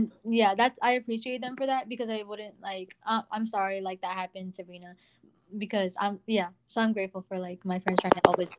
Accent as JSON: {"language": "English", "country": "Pakistan", "said": "I'm proud of being Pakistani now versus like in third grade"}